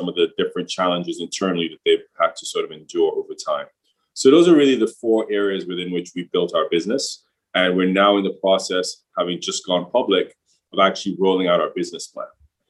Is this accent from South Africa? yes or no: no; England, United Kingdom; also born or lived in Trinidad and Tobago; So I'm originally from Trinidad and Tobago, another island here in the Caribbean. Not as tourism friendly, but certainly, from an energy perspective and manufacturing perspective, Trinidad has always been very progressive in relative terms. From there, I grew up in England